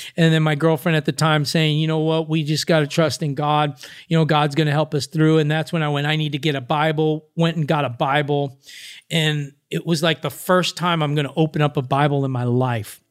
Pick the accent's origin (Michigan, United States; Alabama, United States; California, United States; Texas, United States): California, United States; Los Angeles; I'm from Venice Beach